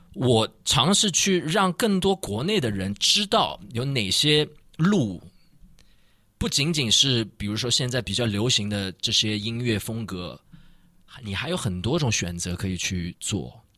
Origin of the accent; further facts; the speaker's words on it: Shanghai, China; 我们上海人就是这个罗松汤还是属于那个俄罗斯，就是以前的苏联